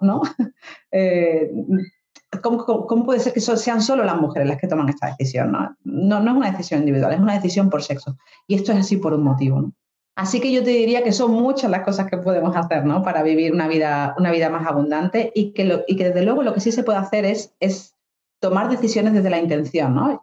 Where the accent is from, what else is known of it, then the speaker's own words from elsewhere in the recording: Dos Hermanas, Andalusia, Spain; moved away as an adult; also born or lived in Granada / London; now in Málaga, Spain; yo soy de Sevilla, yo soy de un pueblo que se llama Dos Hermanas. Y, bueno, yo nací allí, estuve allí pues 26 años